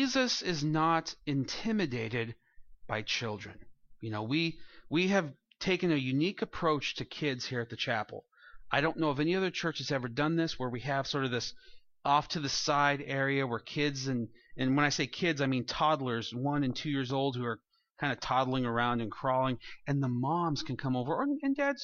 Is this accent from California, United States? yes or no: yes; Santa Maria, California, United States; he was from my hometown